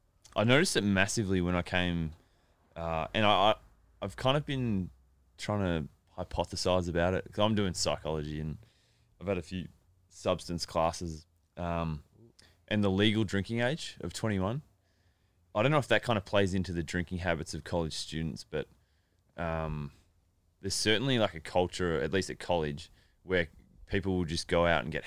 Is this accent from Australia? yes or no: yes; Melbourne, Victoria, Australia; Well, I'm from Melbourne, and it's a really nice place.